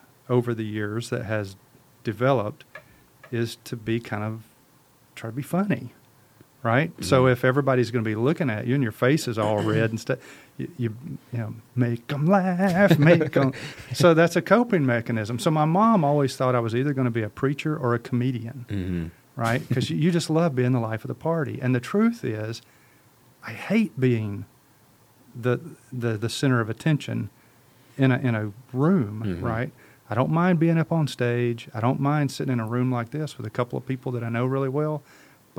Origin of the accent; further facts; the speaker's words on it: Mississippi, United States; Let me put my real voice on here. I'm from Mississippi